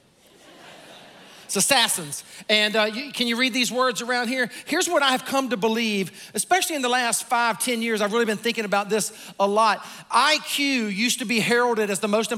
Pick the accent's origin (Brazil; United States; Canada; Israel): United States; Sumter, South Carolina; I was born and raised in Sumter, South Carolina.